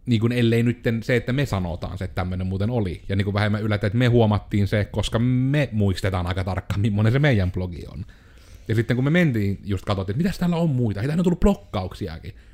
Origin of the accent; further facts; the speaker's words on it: Joensuu, North Karelia, Finland; minähän olen joensuulainen yrittäjä.